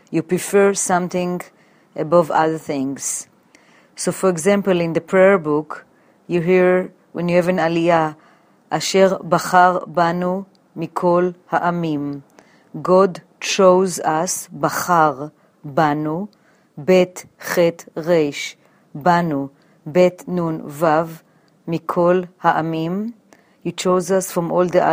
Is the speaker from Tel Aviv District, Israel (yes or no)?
no; Jerusalem, Jerusalem District, Israel; born or raised there; now in New York City, United States